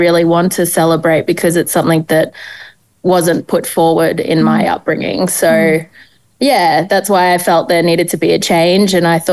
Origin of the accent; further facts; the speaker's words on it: Cairns, Queensland, Australia; I was brought up in Cairns in far north Queensland